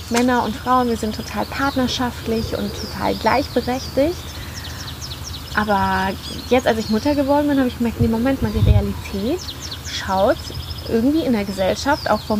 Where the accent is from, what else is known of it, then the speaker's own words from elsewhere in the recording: Colombia; German is a second language; Also wir waren in meiner Heimat in Kolumbien und in Marokko